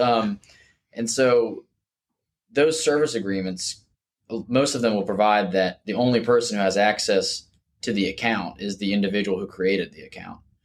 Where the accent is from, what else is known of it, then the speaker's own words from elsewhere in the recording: Jacksonville, Florida, United States; also born or lived in Gainesville, Florida; I practice now back in Jacksonville, where I'm from, born and raised in Jacksonville